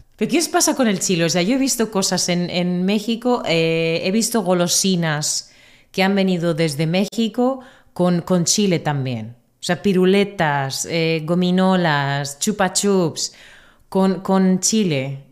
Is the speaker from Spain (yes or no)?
yes; Murcia, Region of Murcia, Spain